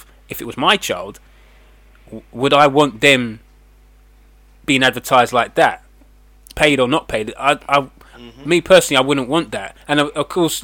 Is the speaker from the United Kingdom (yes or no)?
yes; England, United Kingdom; I'm English